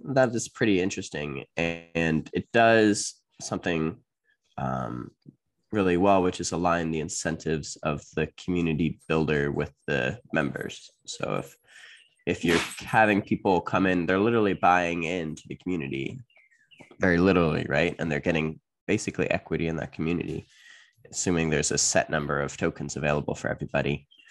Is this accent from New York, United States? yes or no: yes; upstate New York, United States; USA, upstate New York. Actually, not too far from Canada